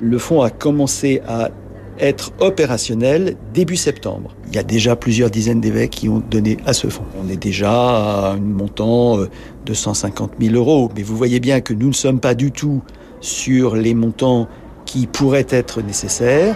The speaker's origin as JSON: {"language": "French", "country": "France", "said": "chez nous en France"}